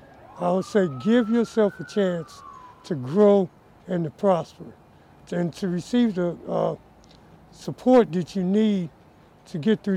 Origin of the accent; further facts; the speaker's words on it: Chicago, Illinois, United States; moved away; I'm originally from Chicago, Illinois.